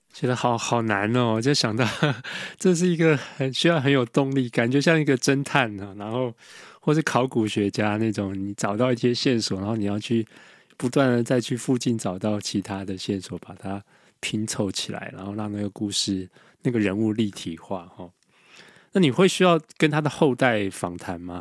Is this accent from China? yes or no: no; Taiwan; 我们在台湾长大